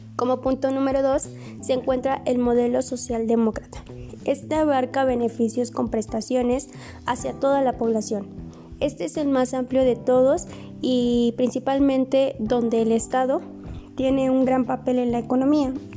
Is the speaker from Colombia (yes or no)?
no; Mexico; mi país, en México